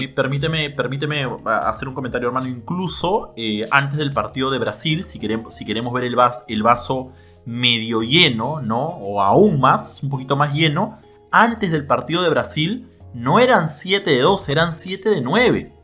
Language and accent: Spanish; Peru; nosotros como peruanos